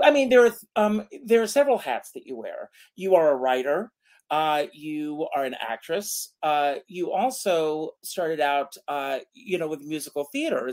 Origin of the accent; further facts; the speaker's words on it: South Carolina, United States; I grew up in South Carolina, so I know all about small town USA.